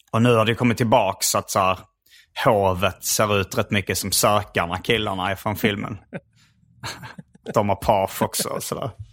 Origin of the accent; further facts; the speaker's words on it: Hjärup, Skåne, Sweden; där jag växte upp i Hjärup